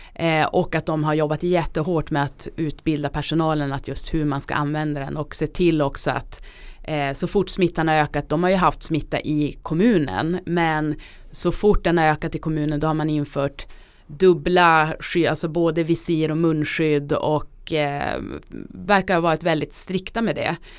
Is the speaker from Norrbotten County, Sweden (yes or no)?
yes; Norrbotten County, Sweden; now in Stockholm, Sweden; Jag kommer själv från Norrbotten